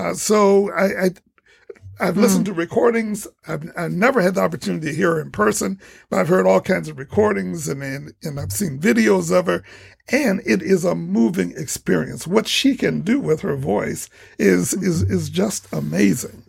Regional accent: Toledo, Ohio, United States; I'm from Toledo and I went to Scott High School. I graduated from Scott High School

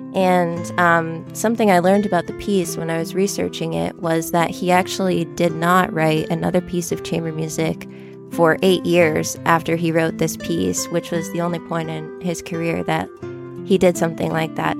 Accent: York, Maine, United States; also born or lived in Fort Wayne, Indiana / Boston, Massachusetts; now in Toledo, United States; I'm originally from York, Maine, very far from here and different. And I've lived in Toledo now for almost three years.

